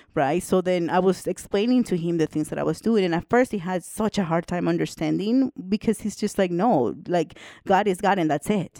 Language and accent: English; El Salvador; moved away; also born or lived in Canada; I'm originally from El Salvador. And I went to an all girls school, Catholic school